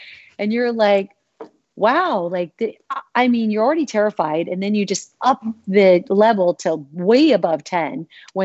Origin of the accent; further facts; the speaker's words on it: Arizona, United States; growing up in Arizona